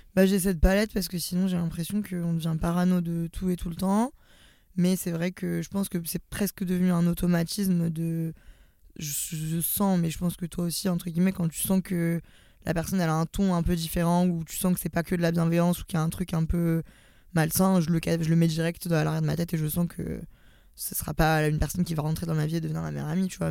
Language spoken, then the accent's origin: French; Lyon, Auvergne-Rhône-Alpes, France; j'ai 25 ans, je suis lyonnaise, c'est très important dans mon identité